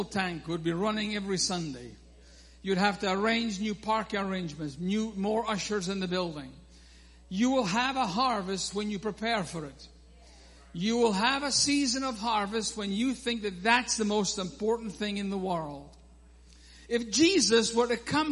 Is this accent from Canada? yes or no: no; Scotland, United Kingdom; I am Scottish